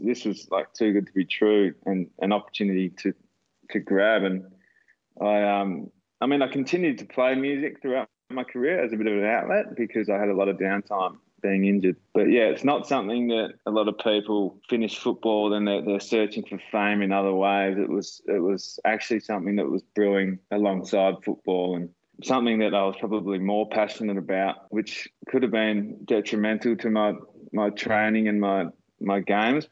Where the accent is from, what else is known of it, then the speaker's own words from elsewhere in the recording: Dunsborough, Western Australia, Australia; growing up in Dunsborough in the country